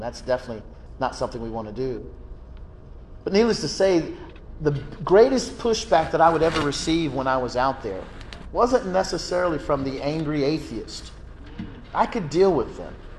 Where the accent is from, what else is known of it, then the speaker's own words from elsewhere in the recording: Georgia, United States; my home state of Georgia